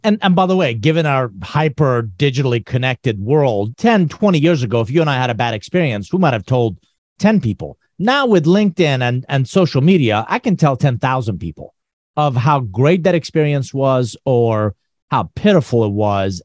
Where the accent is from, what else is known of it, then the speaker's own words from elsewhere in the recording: Iran; moved away; I'm originally from Iran.